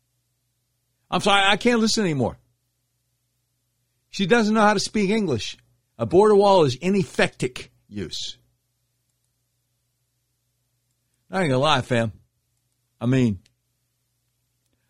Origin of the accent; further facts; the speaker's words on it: the South, United States; growing up in the South